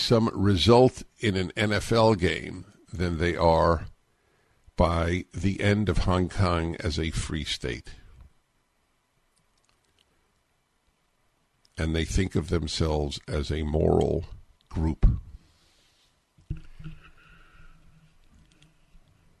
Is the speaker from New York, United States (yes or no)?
yes; New York, United States; When I was a kid growing up in New York